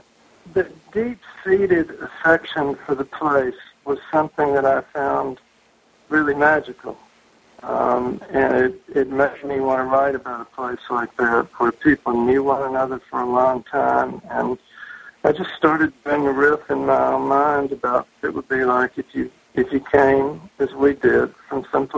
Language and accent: English; the South, United States; now in Massachusetts, United States; which is something that I got used to growing up in the South. People had a great deal of affinity for the place where they lived. And that was something that I found when I moved to Massachusetts.